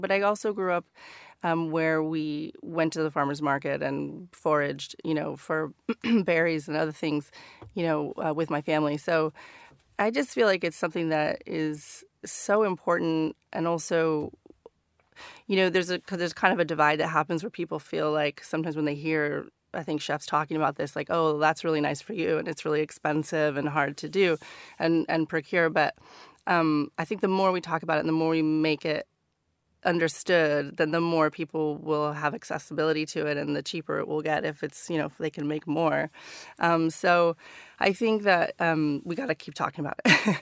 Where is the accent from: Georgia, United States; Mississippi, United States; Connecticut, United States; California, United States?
California, United States; Northern; moved away as an adult; now in London, United Kingdom; stories about growing up in Northern California.